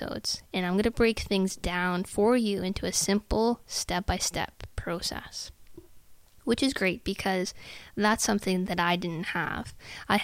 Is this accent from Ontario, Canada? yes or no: yes; Sault Ste. Marie, Ontario, Canada; moved away as an adult; also born or lived in Ottawa, Canada; about an 11-hour drive from my hometown to St. Marie